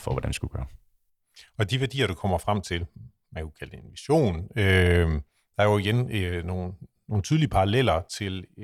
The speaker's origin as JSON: {"language": "Danish", "country": "Denmark"}